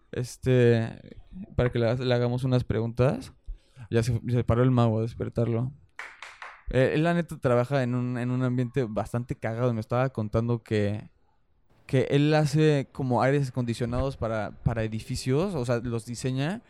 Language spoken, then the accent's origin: Spanish; Mexico; Somos mexicanos, decimos, güey, no mames y todas esas cosas